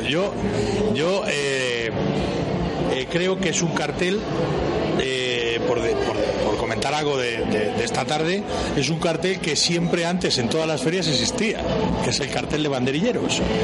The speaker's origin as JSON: {"language": "Spanish", "town": "Valladolid", "region": "Castile and León", "country": "Spain", "said": "los que somos aficionados de Valladolid"}